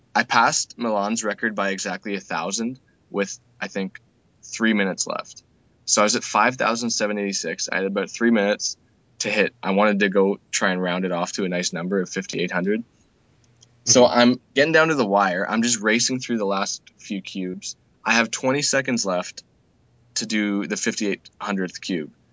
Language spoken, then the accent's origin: English; Canada; I'm from Canada.